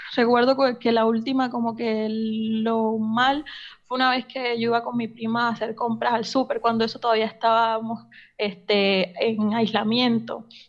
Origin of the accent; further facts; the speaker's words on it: Colombia; moved away as an adult; now in Argentina; hace tres años me vine a vivir a Argentina, soy colombiana